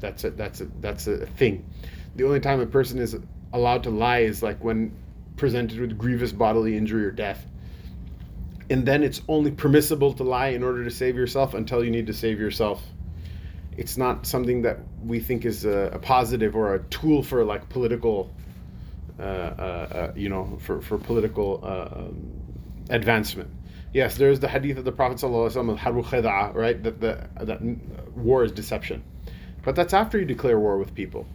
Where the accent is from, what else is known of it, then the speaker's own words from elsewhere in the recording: United States; as an American citizen